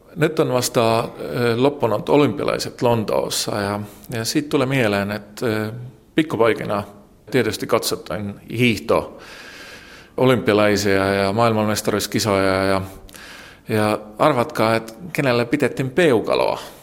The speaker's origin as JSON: {"language": "Finnish", "town": "Tallinn", "region": "Harju County", "country": "Estonia", "tie": "born or raised there", "second_language": "Finnish", "said": "Olen syntynyt vuonna 1972 Tallinnassa."}